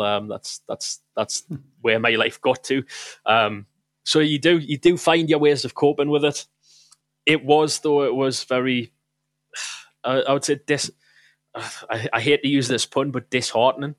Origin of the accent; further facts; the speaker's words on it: South Shields, North East England, United Kingdom; moved away as an adult; also born or lived in Manchester; I went back home to, um, to my mother's house in South Shields at the time. I was visiting from Manchester